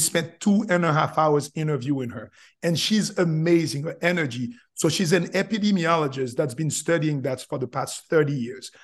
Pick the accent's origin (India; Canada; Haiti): Haiti; English is a second language; moved away as an adult; also born or lived in Florida; now in United States; I'm originally from Haiti, came from Haiti